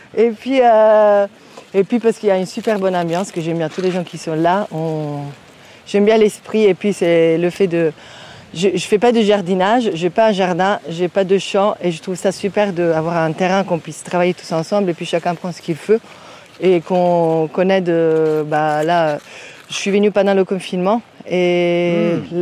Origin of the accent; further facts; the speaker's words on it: Italy; French is a second language; now in France; je viens d'Italie, hein, c'est pas loin